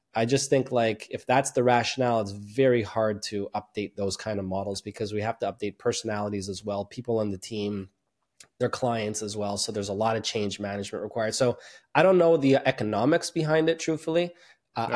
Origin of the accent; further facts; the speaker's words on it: Montreal, Quebec, Canada; born and raised in Montreal, Canada